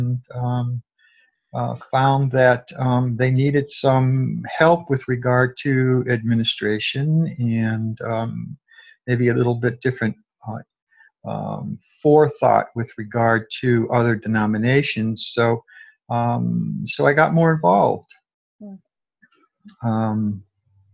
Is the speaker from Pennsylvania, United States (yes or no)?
no; Adams, Massachusetts, United States; I had a small parish here in my hometown of Adams